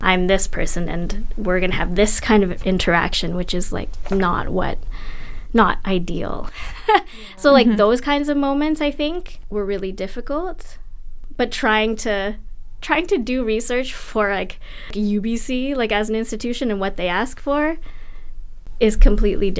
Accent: Philippines; moved away; I'm from the Philippines. I was born there and I've been back many times, but I'm not from the Cordillera

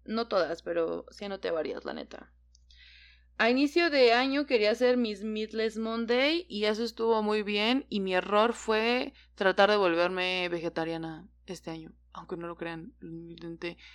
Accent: Mexico; yo solamente en mi país

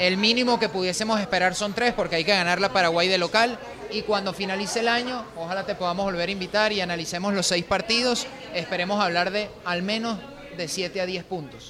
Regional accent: Venezuela; como sociedad venezolana

